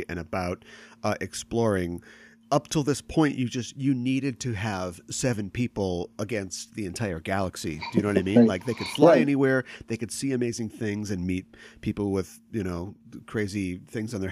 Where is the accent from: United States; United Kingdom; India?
United States; Minneapolis, Minnesota; I'm from the Twin Cities